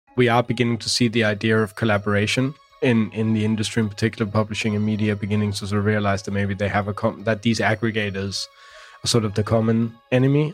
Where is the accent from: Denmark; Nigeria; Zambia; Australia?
Denmark; Copenhagen, Capital Region of Denmark; also born or lived in Holbæk, Denmark; now in London, United Kingdom; I grew up in Copenhagen.